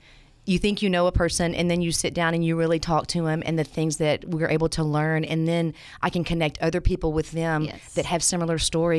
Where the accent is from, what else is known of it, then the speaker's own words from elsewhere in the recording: Nashville, Tennessee, United States; moved away as an adult; now in Memphis, United States; So I'm from Nashville.